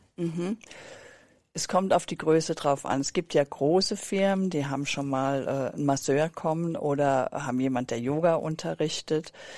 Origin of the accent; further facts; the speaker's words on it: Germany; auch als Deutsche